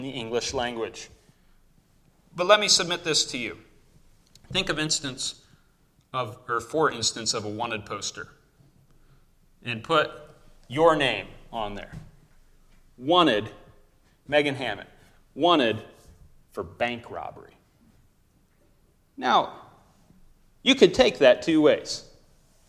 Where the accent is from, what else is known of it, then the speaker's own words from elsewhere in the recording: United States; most of us as American Christians